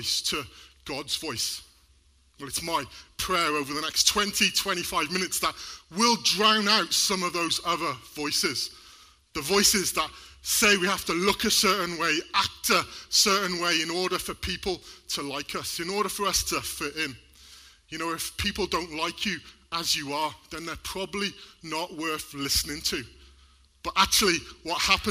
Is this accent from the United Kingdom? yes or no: yes; Wales, United Kingdom; We're both from Wales